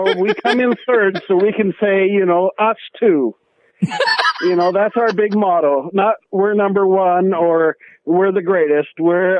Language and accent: English; Revelstoke, British Columbia, Canada; being Canadian.